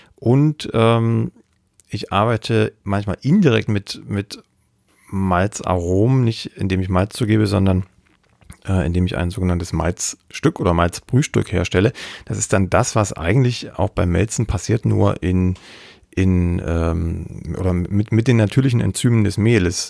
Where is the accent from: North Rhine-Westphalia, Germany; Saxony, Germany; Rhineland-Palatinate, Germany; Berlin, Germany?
Saxony, Germany; Ore Mountains; Also ich komme aus dem Erzgebirge, aus Sachsen.